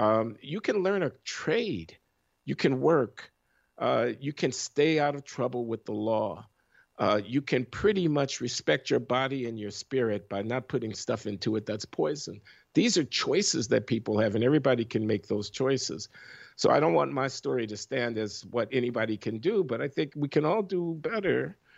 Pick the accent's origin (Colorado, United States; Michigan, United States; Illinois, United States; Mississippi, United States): Illinois, United States; Chicago; You growing up in Chicago in the 1950s and 60s